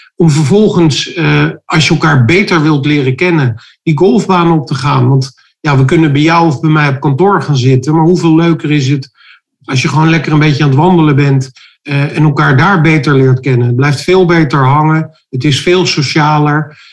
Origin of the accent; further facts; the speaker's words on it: Rotterdam, South Holland, Netherlands; We komen zelf uit Rotterdam